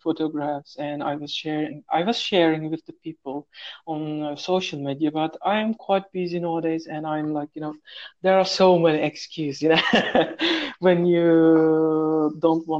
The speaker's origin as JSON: {"language": "English", "country": "Turkey", "second_language": "English", "moved": "as an adult", "lives_now": "Saudi Arabia"}